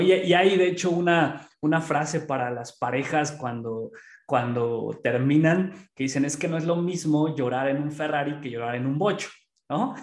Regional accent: Pachuca, Hidalgo, Mexico; aquí en Pachuca, que es de donde yo soy

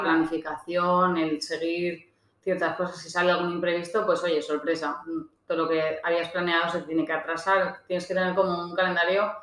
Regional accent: Valencian Community, Spain; also born or lived in Australia; yo soy valenciana

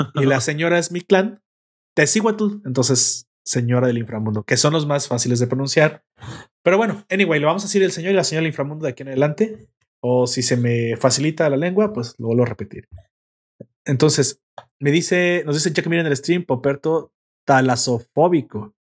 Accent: Mexico; Me gustan las tortillas, así que aparte también soy el perfecto mexicano

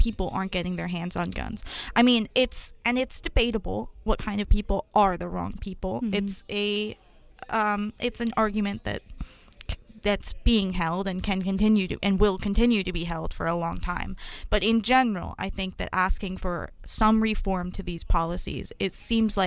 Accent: United States; the identity that we have as the American people

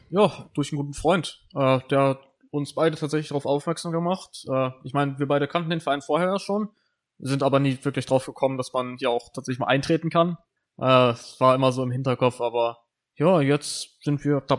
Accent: Brake, Lower Saxony, Germany; äh, ich komme aus Brake, bin 19 Jahre jung

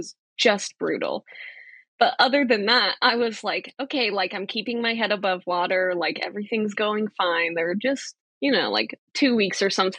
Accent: Colorado, United States; moved away as an adult; now in Norfolk, Virginia, United States; Colorado State University, which is a 40-minute drive from my hometown

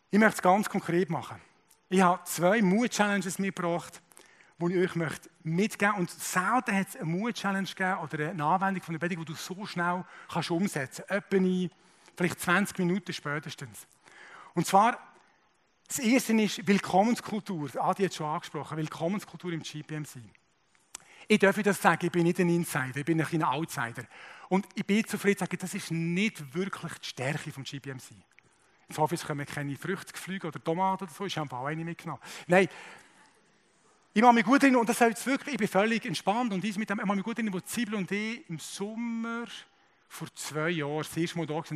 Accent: Switzerland; es ist für uns Schweizer zumindest mal ein kultureller Tabubruch, mit Fremden zu reden

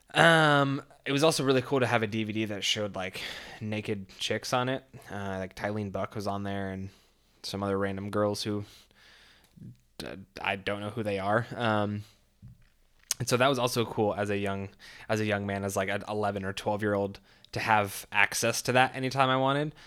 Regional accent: California, United States; born or raised there

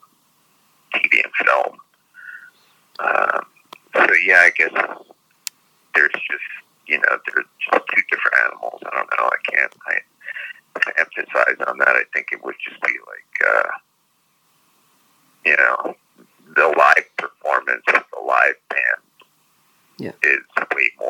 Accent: New York, United States; I grew up in New York

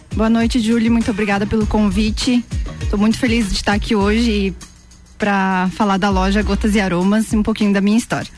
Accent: São Lourenço do Oeste, Santa Catarina, Brazil; now in Lages, Brazil; E tenho mais dois irmãos e nós, nós três nascemos lá

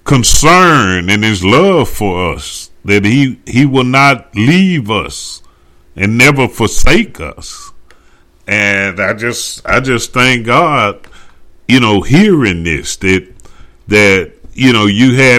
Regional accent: Dallas, Texas, United States; I'm from the Dallas area

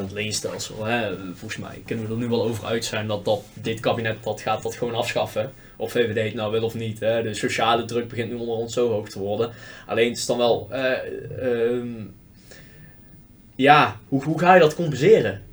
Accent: Netherlands; We hebben in Nederland heel weinig wat ons bindt als volk

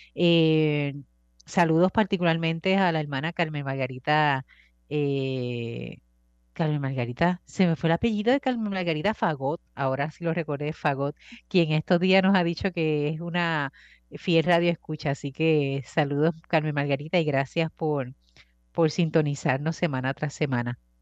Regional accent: Bayamón, Puerto Rico; Yo soy de Bayamón, conozco las rutas

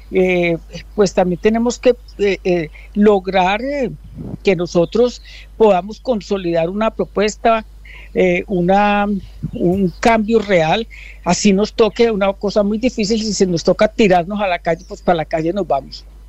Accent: Colombia

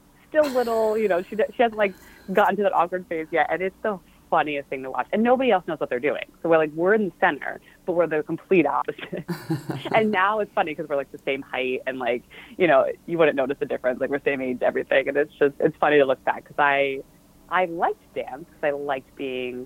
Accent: Baltimore, Maryland, United States; also born or lived in Philadelphia, Pennsylvania; I grew up in Baltimore, Maryland, north of the suburbs in the middle of nowhere. And my family was from Philly. So I actually was born in Philly

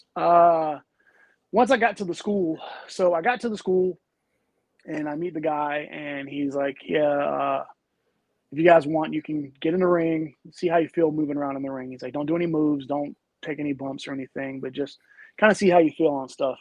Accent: the South, United States; I grew up in the South

